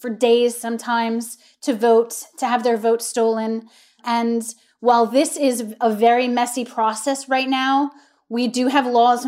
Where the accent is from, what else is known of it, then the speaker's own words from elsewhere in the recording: United States; moved away; It's good to be home.